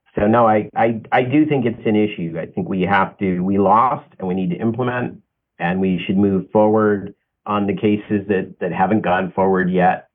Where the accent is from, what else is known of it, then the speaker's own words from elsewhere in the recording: United States; I'm always an American